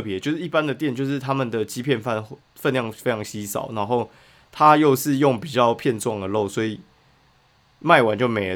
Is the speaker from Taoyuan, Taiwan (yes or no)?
no; Kaohsiung, Taiwan; 我以前就是投起麦的，反正高雄人嘛